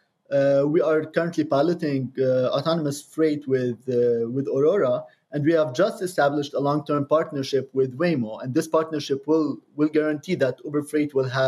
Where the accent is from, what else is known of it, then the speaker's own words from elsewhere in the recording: Lebanon; moved away; also born or lived in Cambridge, Massachusetts; I'm originally from Lebanon, but Cambridge is the second home to me.